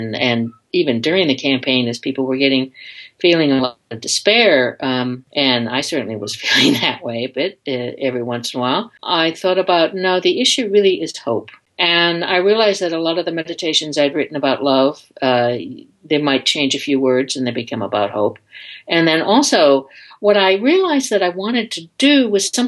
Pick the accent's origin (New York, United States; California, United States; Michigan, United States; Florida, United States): Michigan, United States; just outside of Detroit; I grew up in Michigan, just outside of Detroit